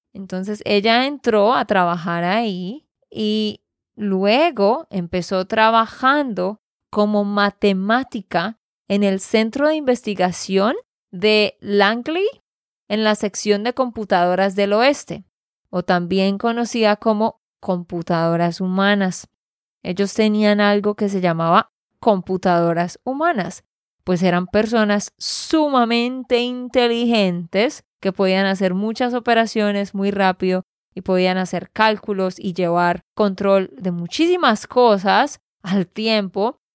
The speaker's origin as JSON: {"language": "Spanish", "region": "Santander", "country": "Colombia", "said": "de Santander, Colombia."}